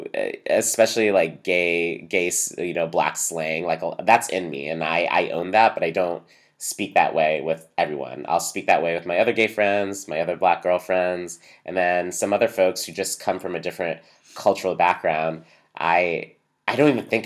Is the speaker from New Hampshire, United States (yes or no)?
yes; New Hampshire, United States; I grew up in New Hampshire